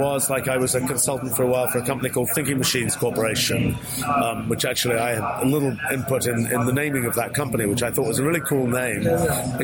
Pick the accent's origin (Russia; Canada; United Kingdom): United Kingdom; England; I was born in England